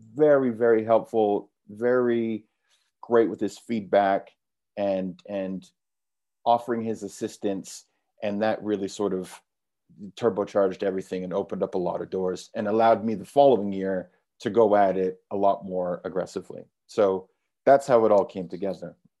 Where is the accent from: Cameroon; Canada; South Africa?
Canada; moved away as an adult; also born or lived in London; I'm from Canada, but I moved to London when I was nineteen to become a trader